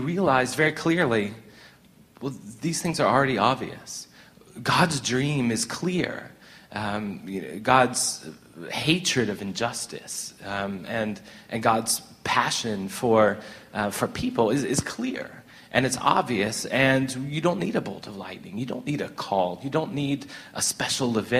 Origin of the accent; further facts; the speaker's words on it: United States; moved away as an adult; now in South Africa; Traveling around as a white guy, as an American guy, in South Africa and in Southern Africa